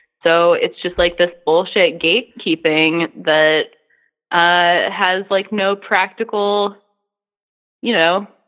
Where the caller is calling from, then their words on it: Kansas, United States; I'm calling from Kansas